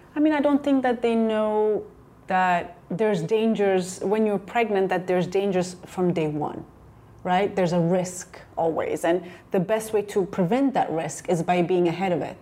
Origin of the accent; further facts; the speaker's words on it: Ethiopia; moved away; also born or lived in Chicago / New York; growing up in Ethiopia and really growing up, you know, seeing poverty all around